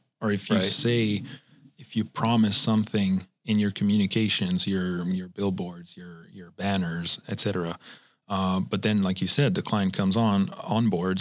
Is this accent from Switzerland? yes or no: yes; Switzerland; now in United States; I'm from Switzerland